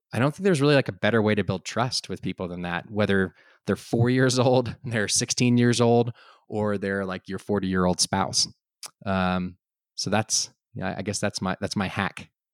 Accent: Austin, Texas, United States; also born or lived in France; now in Boulder, United States; I was originally from Austin

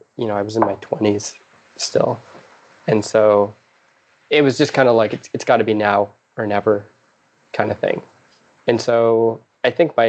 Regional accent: East Coast of Canada, Atlantic Canada, Canada; moved away as an adult; now in Vancouver, Canada; I'm from the East Coast of Canada

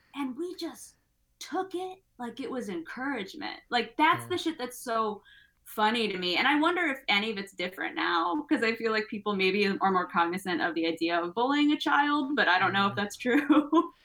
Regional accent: United States; I'm American

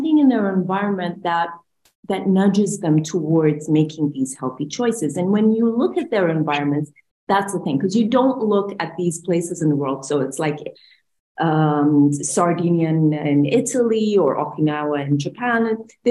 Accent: Bahrain; I'm from Bahrain, so I'm from the GCC

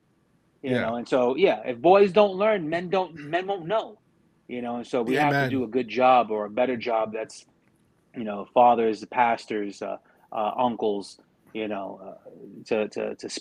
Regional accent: New York City, New York, United States; We grew up in Brooklyn, New York, in pretty rough areas, being raised by a single mom

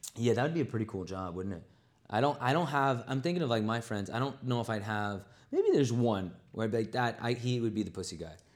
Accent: New York, United States; also born or lived in Los Angeles; being from New York

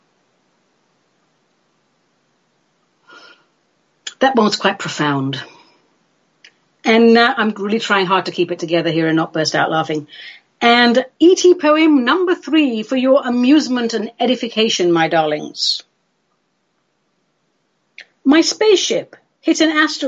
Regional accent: London, United Kingdom; I grew up in London

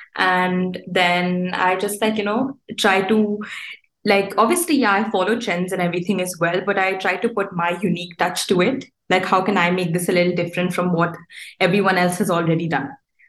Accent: Dubai, United Arab Emirates; also born or lived in India; Like even though I am Indian and I'm from India, I would say that Dubai is my home. I've grown up here, I've gone to school here.

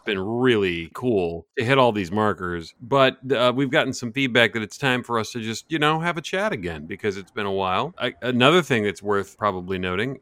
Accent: United States; I'm an American

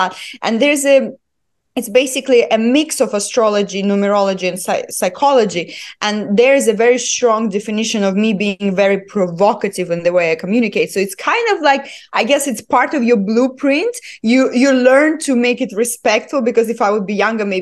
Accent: Estonia; now in United Arab Emirates; I was born and raised in Estonia, in a very, very small village.

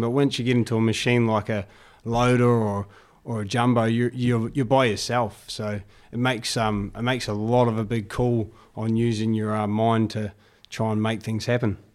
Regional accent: United States; being American

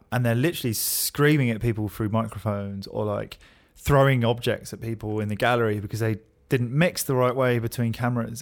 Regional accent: London, United Kingdom; I'm from West London

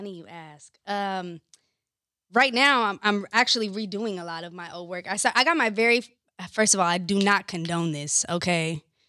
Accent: California, United States; also born or lived in Orlando, Florida / New York; I consider myself kind of like tri-coastal. So I grew up here in California, in Orlando, Florida, and in New York.

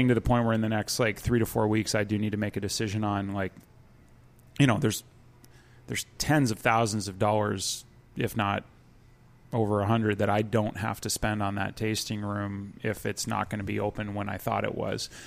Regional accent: Ontario, Canada; moved away; I'm from Ontario, so I say 2-4

